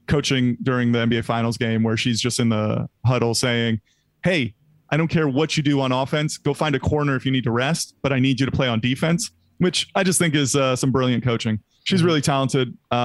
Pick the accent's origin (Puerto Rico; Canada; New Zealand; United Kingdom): Puerto Rico; my home island of Puerto Rico.